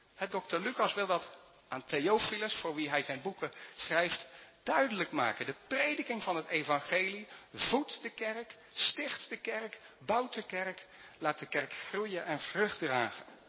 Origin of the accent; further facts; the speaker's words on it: Netherlands; Wij als Nederlanders